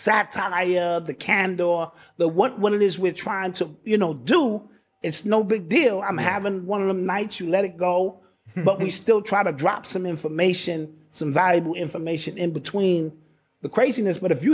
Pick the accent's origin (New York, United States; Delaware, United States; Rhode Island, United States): New York, United States; Brooklyn; You know, I'm from Brooklyn.